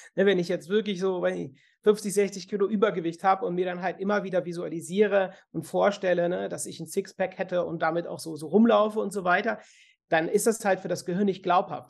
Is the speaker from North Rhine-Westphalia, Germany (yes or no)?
yes; Cologne, North Rhine-Westphalia, Germany; bei uns in Köln